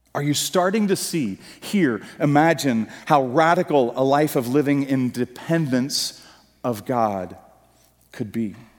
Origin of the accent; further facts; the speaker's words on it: United States; the Puritan work ethic that we grew up in in America